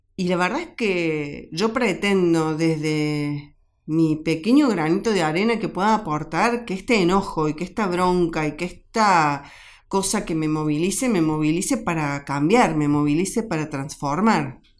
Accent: Argentina; yo hoy como, como mamá, como argentina

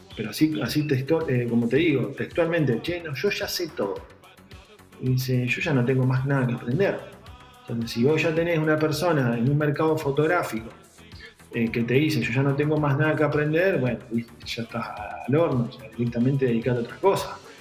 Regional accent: San Nicolás de los Arroyos, Buenos Aires Province, Argentina; yo soy de provincia de Buenos Aires, de, San Nicolás

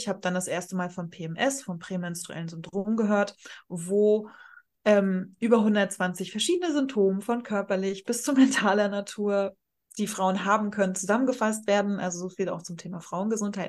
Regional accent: Rostock, Mecklenburg-Vorpommern, Germany; ich gerade in meiner Heimatstadt in Rostock

